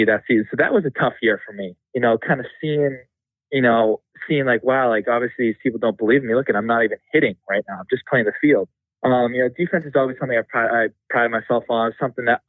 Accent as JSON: {"language": "English", "town": "North Andover", "region": "Massachusetts", "country": "United States", "tie": "born or raised there", "said": "North Andover, Massachusetts. Went to St. John's Prep, all boys school in Danvers."}